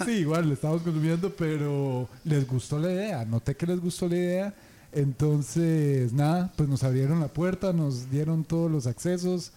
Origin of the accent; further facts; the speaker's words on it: San José, Costa Rica; nosotros, que somos de aquí de San José